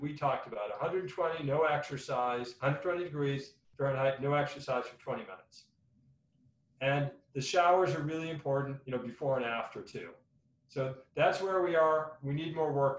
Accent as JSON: {"language": "English", "area": "the Northwest", "region": "Pacific Northwest", "country": "United States", "moved": "yes", "lives_now": "Arizona, United States", "said": "I was from the Northwest"}